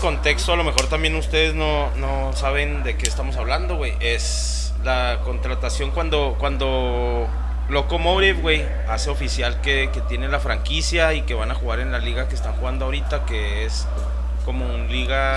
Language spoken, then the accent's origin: Spanish; Ciudad Juárez, Chihuahua, Mexico; siempre ponemos la bandera de que somos de Juaritos